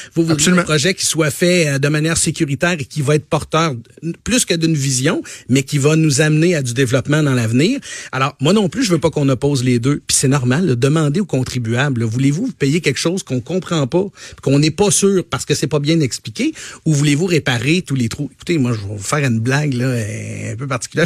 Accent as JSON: {"language": "French", "region": "Quebec", "country": "Canada", "said": "je suis du Saguenay-Lac-Saint-Jean"}